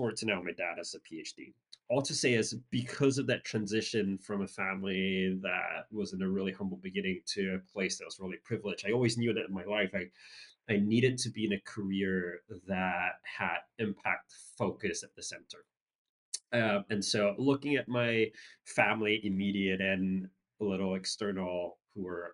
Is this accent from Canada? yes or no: no; Singapore; I grew up in Singapore